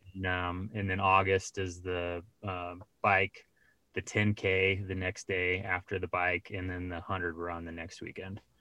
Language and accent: English; Colorado Springs, Colorado, United States; I grew up in Colorado